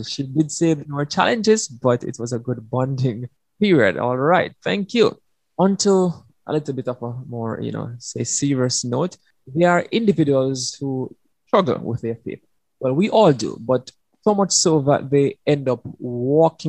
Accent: Jamaica; moved away; I used to sing growing up in Jamaica

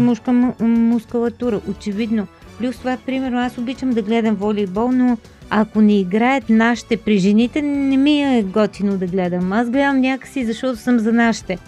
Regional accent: Northwestern Bulgaria, Bulgaria; Това в северо-запада, нали, в моя роден град е толкова типично

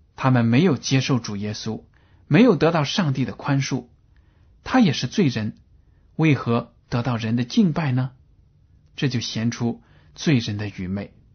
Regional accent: China; 我们中国人的智商是比较高的

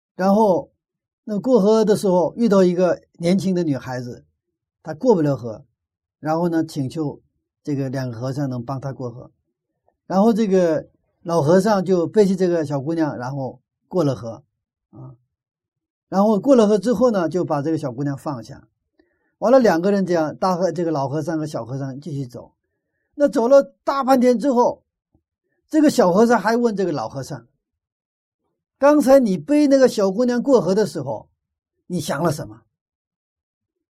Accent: Northeast China, China; accent: Northeastern (Dongbei); 我们是东北

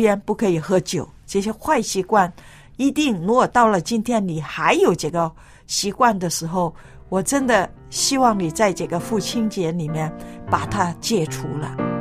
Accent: China; 你晓得我们中国人呐

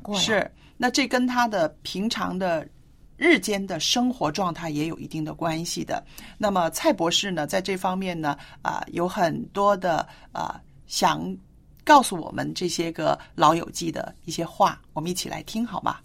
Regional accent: China; 我们中国人

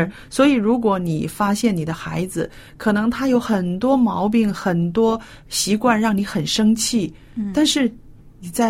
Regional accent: China; 那么我们中国人说“十年树木，百年树人”，是不是？

